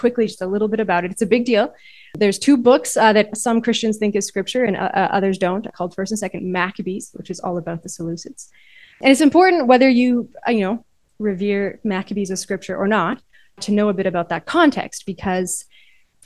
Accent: Canada; my own context as a Canadian

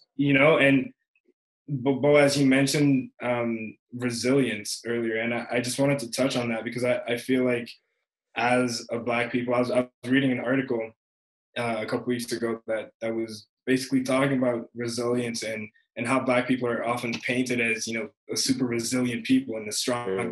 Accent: England, United Kingdom; growing up in England

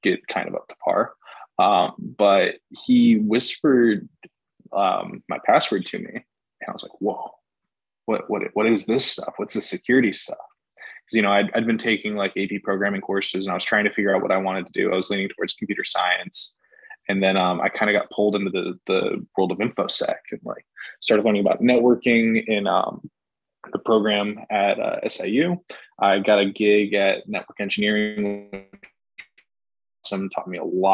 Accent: Schaumburg, Illinois, United States; moved away as an adult; also born or lived in Carbondale, Illinois; now in Las Vegas, United States; I'm from Schaumburg, Illinois

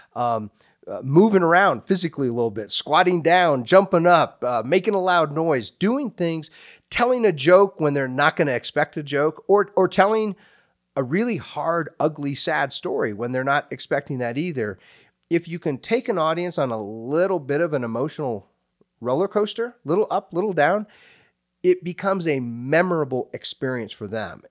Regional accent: Hays, Kansas, United States; moved away; I went to a small state university there in my hometown, Fort Hays State University

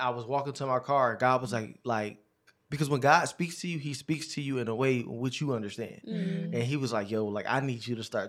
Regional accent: Philadelphia, Pennsylvania, United States; I'm from Philadelphia, Pennsylvania, North Philly, you know how we say it, you know what I mean? So, I am 31 years old. I'll actually be 32 February 19th.

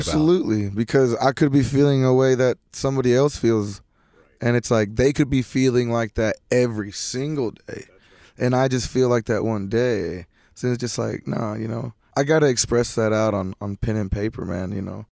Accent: Lipan, Texas, United States; also born or lived in Mineral Wells, Texas; I moved to a town called La Pan, Texas, and around there, you know, it's country folk

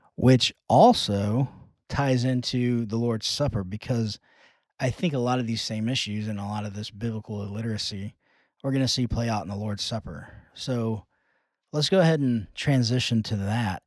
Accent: United States; being American evangelicals

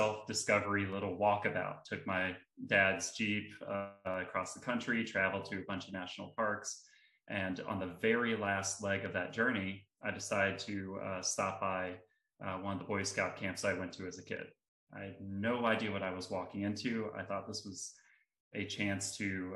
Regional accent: South Carolina, United States; my home state of South Carolina

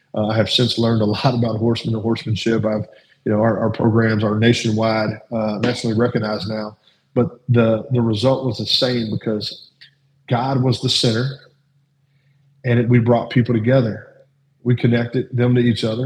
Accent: Louisville, Kentucky, United States; I grew up in South Louisville

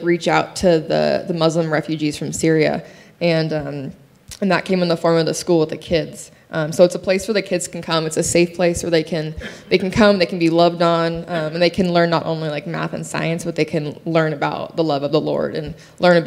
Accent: Minden, Nevada, United States; I grew up in Minden here. I went to Douglas High School

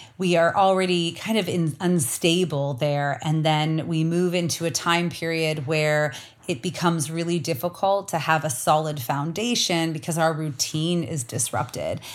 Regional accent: Canada; now in Arizona, United States; as a Canadian

